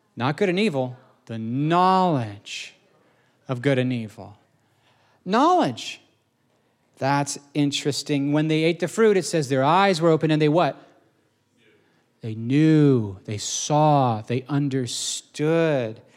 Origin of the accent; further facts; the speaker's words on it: Indiana, United States; I grew up in Indiana